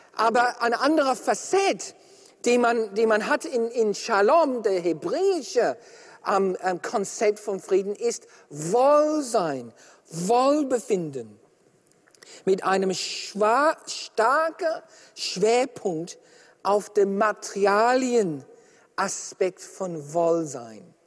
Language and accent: German; Australia; ich bin Australier